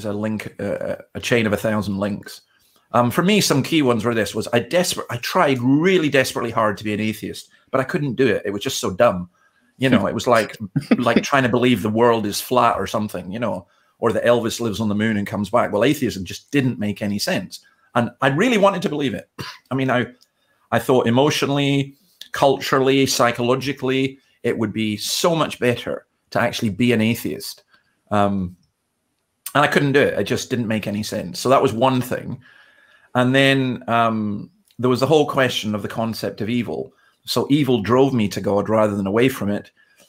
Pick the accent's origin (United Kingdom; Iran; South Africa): United Kingdom; Scotland; moved away as an adult; also born or lived in Berwick-upon-Tweed, England; now in Australia; So I'm from Scotland